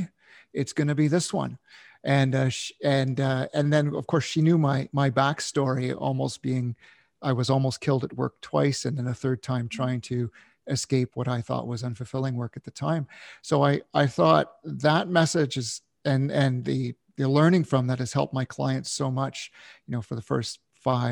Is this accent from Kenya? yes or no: no; Canada; My father was in the military, growing up in Canada